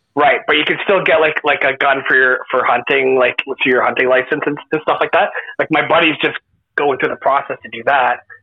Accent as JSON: {"language": "English", "country": "Canada"}